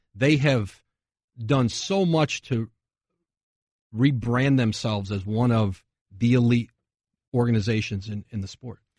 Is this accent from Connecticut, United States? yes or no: yes; Bristol, Connecticut, United States; My my hometown, Bristol. Bristol, Connecticut